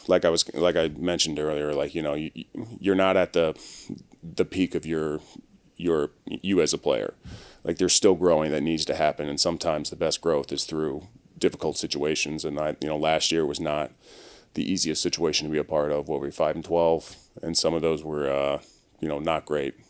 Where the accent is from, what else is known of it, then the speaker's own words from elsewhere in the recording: Maryland, United States; now in Los Angeles, United States; I'm originally from Maryland